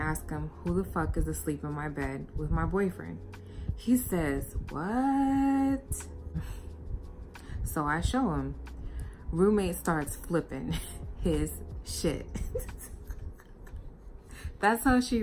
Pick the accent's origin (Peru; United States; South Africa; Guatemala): United States; where I grew up in the United States